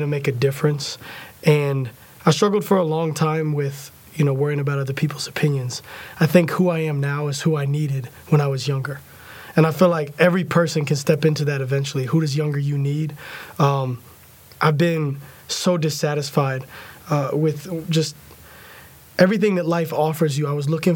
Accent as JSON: {"language": "English", "town": "Tampa", "region": "Florida", "country": "United States", "tie": "born or raised there", "moved": "as an adult", "lives_now": "Nashville, United States", "said": "I grew up in Tampa"}